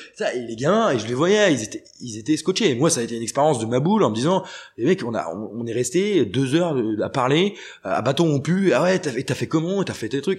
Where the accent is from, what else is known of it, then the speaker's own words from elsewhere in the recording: Redon, Brittany, France; moved away; je viens de Bretagne. Euh, du bled où je viens de Redon